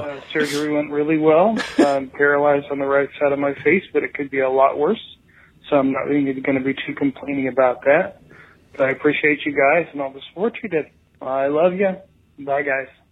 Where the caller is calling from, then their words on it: Savannah, Georgia, United States; I'm calling you from Savannah.